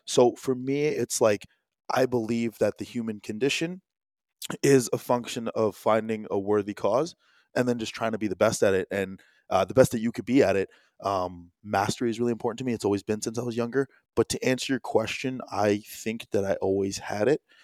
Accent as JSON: {"language": "English", "region": "New Jersey", "country": "United States", "tie": "born or raised there", "also_born_or_lived": "Chicago", "said": "I was born in Chicago, but, uh, uh, Jersey boy for the most part."}